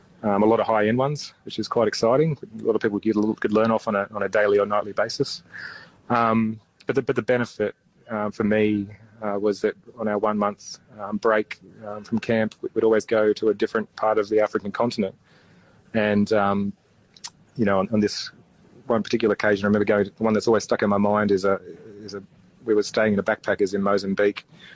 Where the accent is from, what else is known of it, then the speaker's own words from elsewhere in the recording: Australia; I'd always sort of was quite proud of being Aussie.